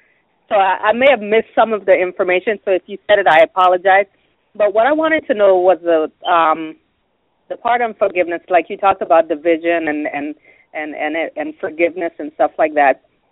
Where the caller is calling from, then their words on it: Tampa, Florida, United States; I'm calling from Tampa.